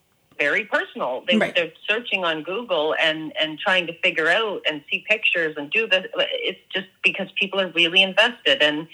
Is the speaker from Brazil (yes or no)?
no; Australia; They knew that I was from Australia.